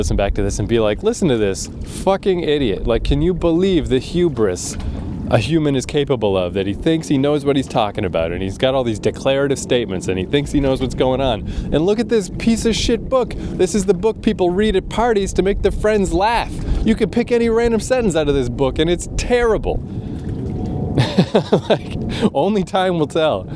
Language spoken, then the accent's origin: English; Fredericton, New Brunswick, Canada; moved away; also born or lived in Toronto; my hometown, Fredericton, New Brunswick